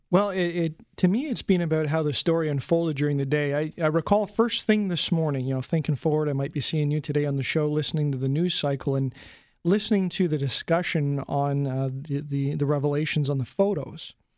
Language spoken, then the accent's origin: English; Canada; me as a Canadian